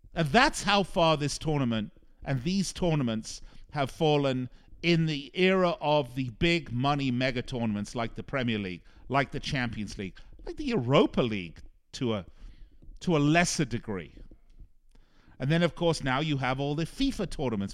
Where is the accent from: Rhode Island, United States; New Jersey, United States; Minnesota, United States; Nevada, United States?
Nevada, United States; Las Vegas; here in my hometown of Las Vegas